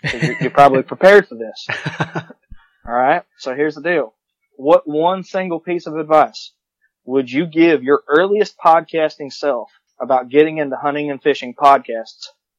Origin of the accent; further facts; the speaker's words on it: New Orleans, Louisiana, United States; I grew up in New Orleans, and we had that property over there in southeast Georgia.